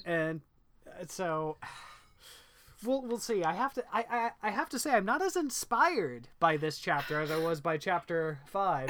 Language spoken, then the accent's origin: English; Indiana, United States; I grew up in Indiana